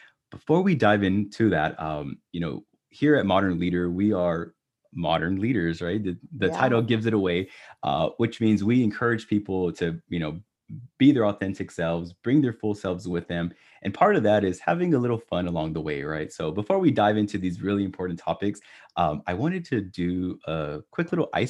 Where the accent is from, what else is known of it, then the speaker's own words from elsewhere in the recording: Texas, United States; Brisket barbecue. I'm Texan.